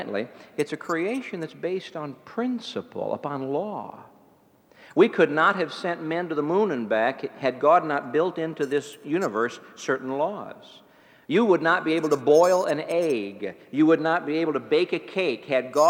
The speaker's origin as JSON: {"language": "English", "town": "East Chicago", "region": "Indiana", "country": "United States", "tie": "born or raised there", "moved": "yes", "said": "I grew up in East Chicago, Indiana"}